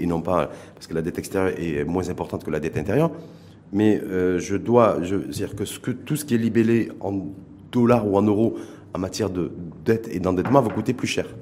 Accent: Morocco; chez nous, au Maroc

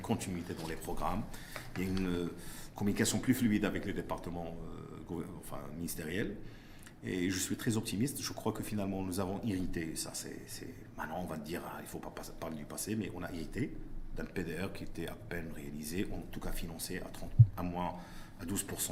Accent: Morocco; je suis marocain, j'investis au Maroc.

